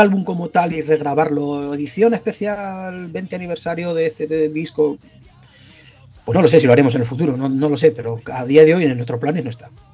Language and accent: Spanish; La Rioja, Spain; Al final somos riojanos todos, esto es una provincia muy pequeñita